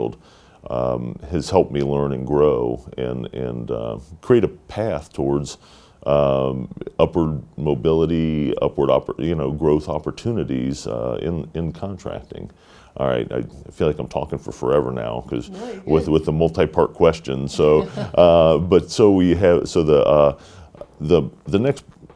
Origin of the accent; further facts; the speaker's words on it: Dayton, Ohio, United States; I was born and raised here in Dayton, Ohio